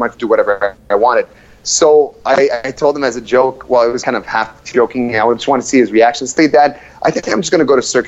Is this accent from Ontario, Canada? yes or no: yes; Ottawa, Ontario, Canada; also born or lived in Ivory Coast / Montreal / Moncton, New Brunswick; I grew up in Moncton, New Brunswick, for 3 years, and then we moved to Ottawa. And when I was 7 years old, and I've been living in Ottawa since I was seven.